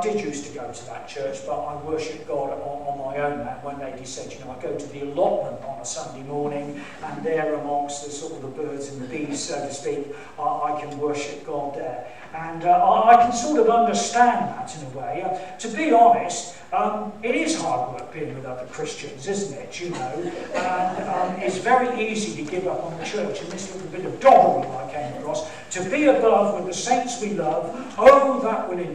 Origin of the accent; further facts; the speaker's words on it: Salisbury, South West England, United Kingdom; moved away; I was brought up in Salisbury and I went to St. Thomas's school